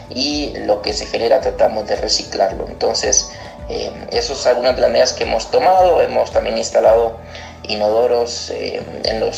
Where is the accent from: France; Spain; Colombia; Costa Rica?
Costa Rica; also born or lived in Argentina; les cuento que soy originario de Argentina, nací en el año 88 en Argentina y en el año 95 la Iglesia Nazareno llamó a mis padres para ser misioneros eh, aquí en Costa Rica, en Centroamérica. Y desde ese año nos mudamos para acá donde crecí